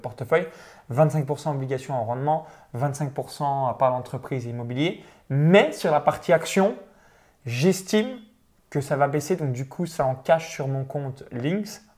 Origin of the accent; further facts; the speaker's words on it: near Chalon-sur-Saône, Saône-et-Loire, Bourgogne-Franche-Comté, France; moved away as an adult; j'ai grandi dans une ferme, donc dans un petit village de moins de quatre-vingt-cinq habitants proche de Chalon-sur-Saône